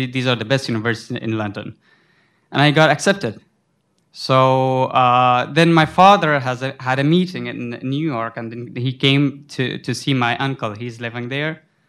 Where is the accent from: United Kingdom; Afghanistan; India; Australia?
Afghanistan; English is a second language; moved away as an adult; also born or lived in Sudan; now in United States; So I am from Afghanistan, but I was coming from Sudan